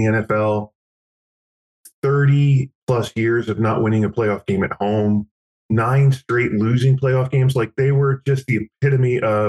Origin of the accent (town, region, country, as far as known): New Jersey, United States; born or raised there; moved away